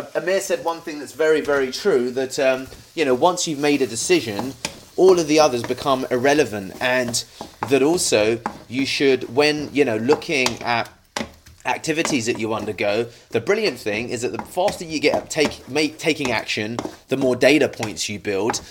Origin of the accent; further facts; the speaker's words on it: United Kingdom; a British Indian